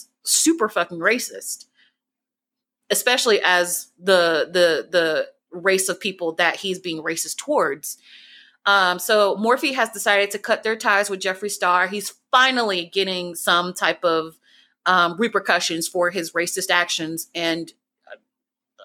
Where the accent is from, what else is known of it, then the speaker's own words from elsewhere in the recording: the South, United States; I'm from the South.